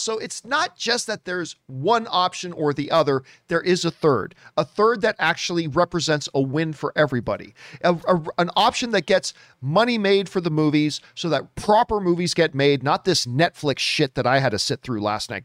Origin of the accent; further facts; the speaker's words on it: Hamilton, Ontario, Canada; from my hometown, as a matter of fact, Hamilton, Ontario, Canada.